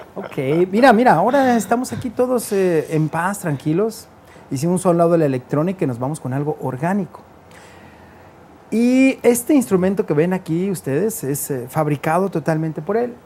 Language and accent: Spanish; Guadalajara, Jalisco, Mexico; yo soy de Tapatío